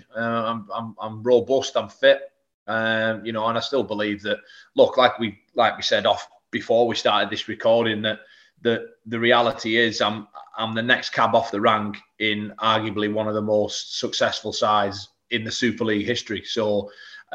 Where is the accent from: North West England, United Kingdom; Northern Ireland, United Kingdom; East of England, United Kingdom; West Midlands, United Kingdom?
North West England, United Kingdom; Whitehaven; I didn't sign professional until I was 21 year old at my hometown club, Whitehaven